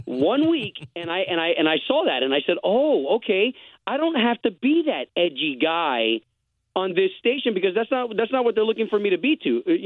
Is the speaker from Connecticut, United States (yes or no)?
no; Tampa, Florida, United States; now in Orlando, United States; I grew up in Tampa, so I went to high school there at Howard W. Blake School of Performing Arts.